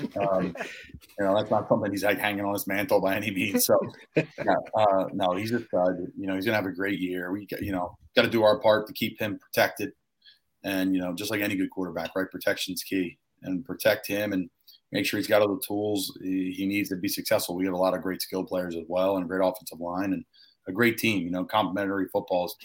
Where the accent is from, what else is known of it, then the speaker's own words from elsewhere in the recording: Philadelphia, Pennsylvania, United States; growing up in Philadelphia